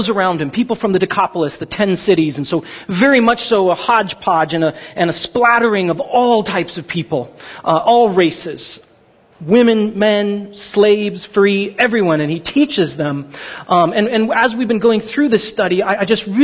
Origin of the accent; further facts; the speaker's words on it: Glendora, California, United States; also born or lived in Pasadena, California; I grew up in Glendora, California. It's where I went to high school